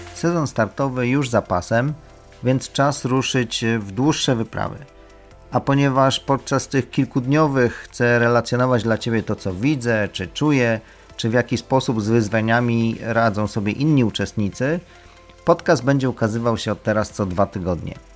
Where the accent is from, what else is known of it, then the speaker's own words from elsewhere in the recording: Lublin Voivodeship, Poland; moved away; pochodzimy obydwaj z Lubelszczyzny